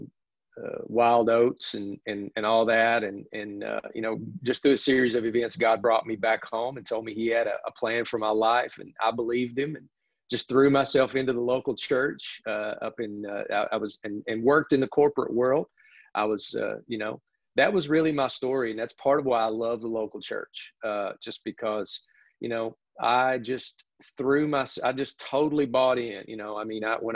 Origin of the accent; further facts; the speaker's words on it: Sassafras, Kentucky, United States; moved away as an adult; now in Summerville, United States; I grew up right there in your backyard in Hazard, Kentucky, right down the road, about 10 minutes in a little thriving metropolis known as Sassafras, Kentucky